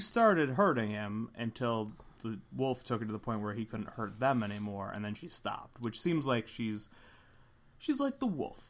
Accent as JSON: {"language": "English", "town": "Philadelphia", "region": "Pennsylvania", "country": "United States", "said": "We're from Philly"}